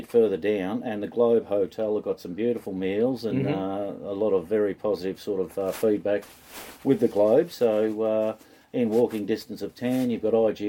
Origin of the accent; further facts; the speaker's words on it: Deniliquin, New South Wales, Australia; I am from Deniliquin, Car-o-tel and Caravan Park.